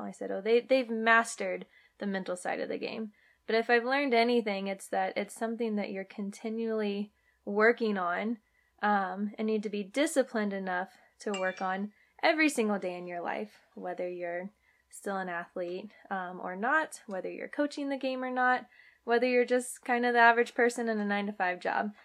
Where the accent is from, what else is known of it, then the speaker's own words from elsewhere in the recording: Virginia, United States; moved away as an adult; also born or lived in Arizona / San Diego; I am born and raised in Virginia, but played softball at the University of Arizona